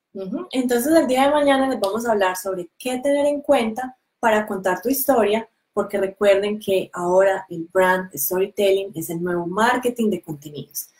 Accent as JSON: {"language": "Spanish", "country": "Colombia", "moved": "as an adult", "lives_now": "New Zealand", "said": "nosotros somos colombianos, pero vivimos en Nueva Zelanda hace ya siete años."}